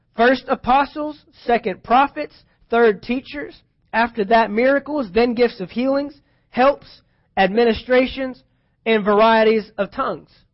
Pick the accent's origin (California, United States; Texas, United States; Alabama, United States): Texas, United States; I'm from Texas.